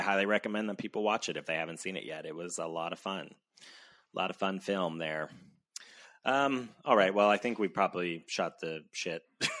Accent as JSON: {"language": "English", "region": "New Jersey", "country": "United States", "said": "I'm from New Jersey and I'm proud of it."}